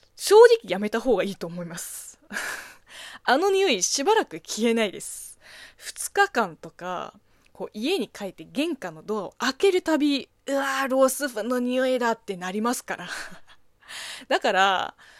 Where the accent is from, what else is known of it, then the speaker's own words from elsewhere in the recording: China; Japanese is a second language; moved away; 中国 生まれ、中国育ちの私